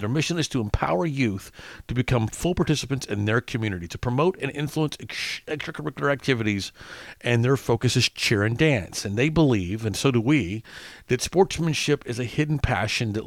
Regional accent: Little Rock, Arkansas, United States; growing up in Arkansas

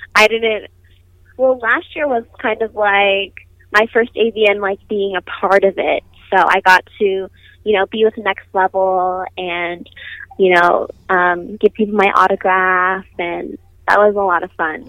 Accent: Nevada, United States; I was born in Nevada

